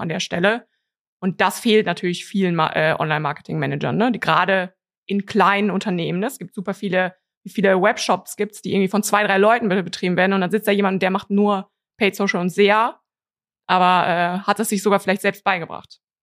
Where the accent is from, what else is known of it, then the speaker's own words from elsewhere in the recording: Cologne, North Rhine-Westphalia, Germany; bin aus Köln